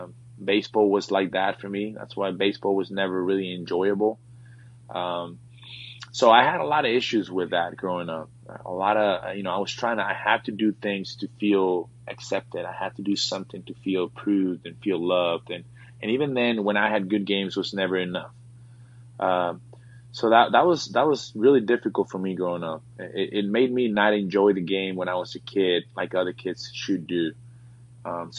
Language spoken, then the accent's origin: English; Reynosa, Tamaulipas, Mexico; moved away; I grew up, born and raised in Mexico, small town in, Reynosa, Mexico, a border town.